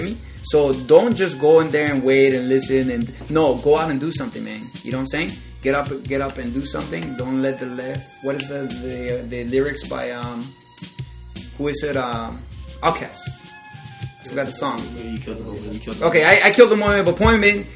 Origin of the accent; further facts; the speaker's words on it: Florida, United States; I am from Florida